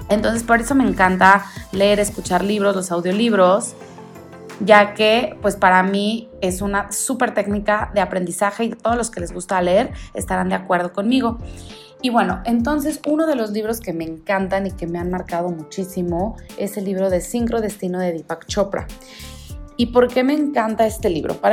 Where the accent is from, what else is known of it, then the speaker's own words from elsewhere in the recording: Guadalajara, Jalisco, Mexico; born there; also born or lived in Monterrey; now in Mexico City, Mexico; yo, …, vivo en la Ciudad de México actualmente, pero no quiere decir que aquí nací. Yo nací en Guadalajara, viví muchos años en Monterrey y estuvimos cambiándonos de ciudad en ciudad